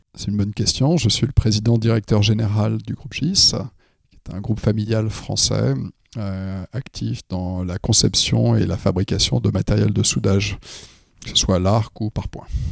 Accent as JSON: {"language": "French", "country": "France", "said": "je suis français"}